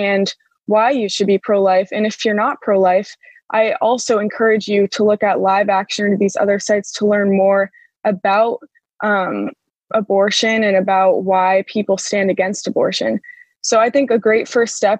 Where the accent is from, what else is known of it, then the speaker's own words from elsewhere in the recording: Connecticut, United States; I grew up in Connecticut